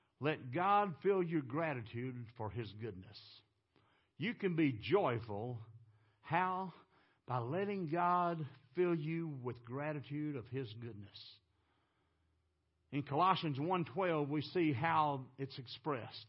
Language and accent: English; Texas, United States; I'm from Texas.